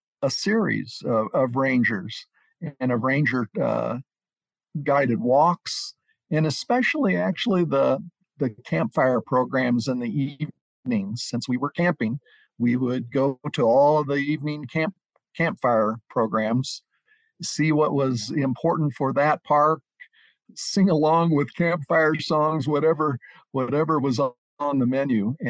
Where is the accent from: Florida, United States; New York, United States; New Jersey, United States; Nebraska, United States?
Nebraska, United States; Omaha; moved away; I had a family growing up in Omaha, Nebraska